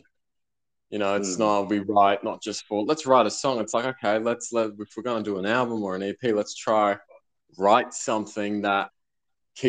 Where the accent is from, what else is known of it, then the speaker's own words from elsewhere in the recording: Sydney, New South Wales, Australia; I'm still from Sydney, Australia